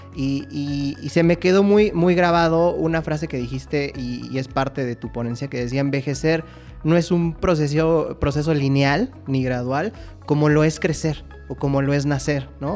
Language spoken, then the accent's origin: Spanish; Mexico; como mexicanos somos una, eh, sociedad de tradiciones